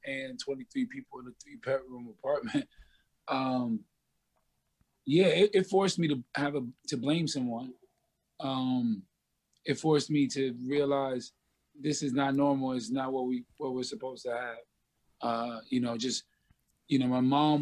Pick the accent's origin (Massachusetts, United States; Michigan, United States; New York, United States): New York, United States; New York City; I'm from the South Bronx. I grew up with a father